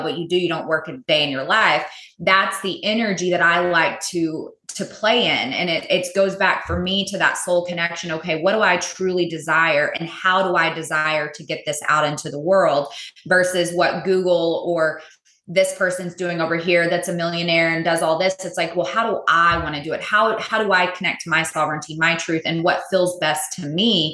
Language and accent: English; Texas, United States; also born or lived in California; I'm native Texan, born and raised, lived here most of my life.